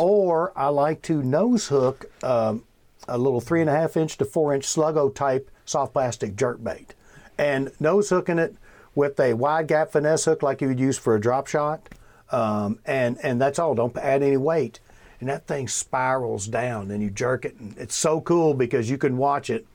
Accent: Bardstown, Kentucky, United States; I grew up in Bardstown

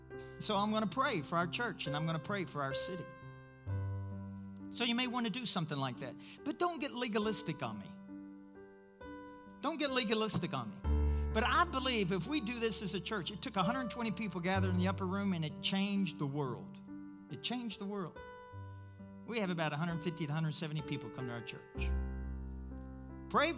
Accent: Pueblo, Colorado, United States; I'm from Pueblo, Colorado, best city on the planet.

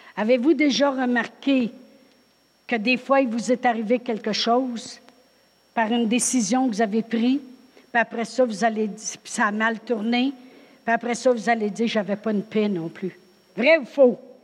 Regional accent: Drummondville, Quebec, Canada; moved away as an adult; also born or lived in New Brunswick; moi je viens de Drummondville

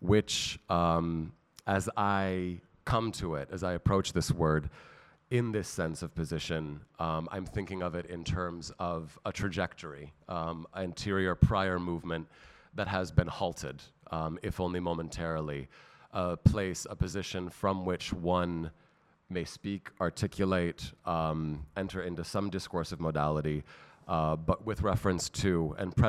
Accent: San Francisco, California, United States; moved away as an adult; now in Athens, Greece; San Francisco, my native city

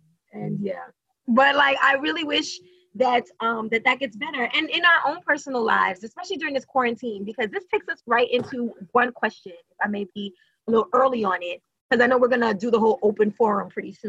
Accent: Haiti; I'm from Haitian.

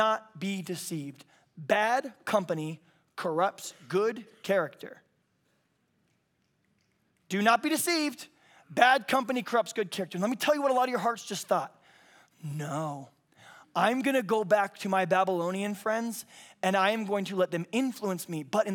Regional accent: the South, United States; I'm from the South

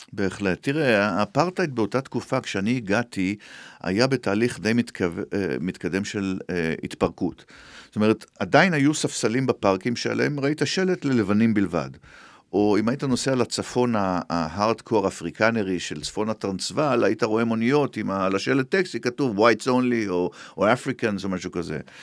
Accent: Israel

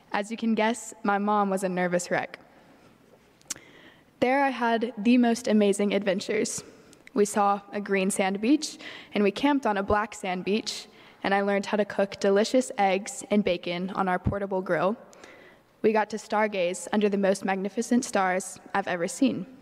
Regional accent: Bible Belt South, United States; growing up in the Bible Belt South

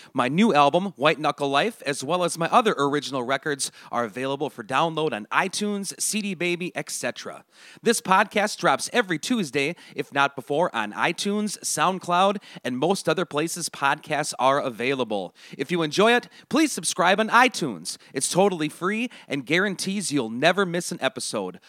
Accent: Turtle Lake, Wisconsin, United States; I'm from Turtle Lake.

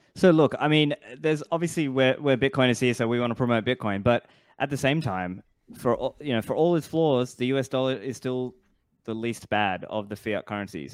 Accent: Australia; now in Dubai, United Arab Emirates; I grew up in Australia, I now live in Dubai

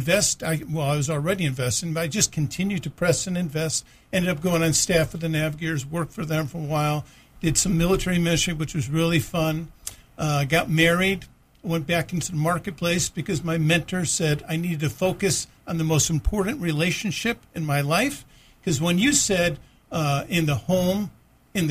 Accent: New England, United States; I grew up in New England

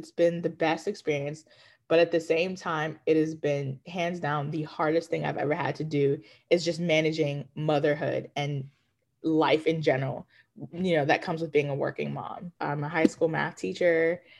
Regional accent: Ghana; moved away; my home country, Ghana

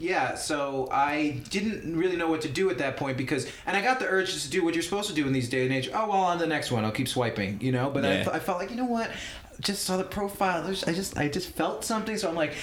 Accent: Long Island, New York, United States; From Long Island. We're both from Long Island.

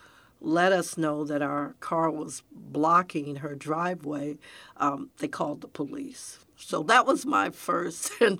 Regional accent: Detroit, Michigan, United States; also born or lived in Pontiac, Michigan; now in Texas, United States; that's where I grew up in Detroit

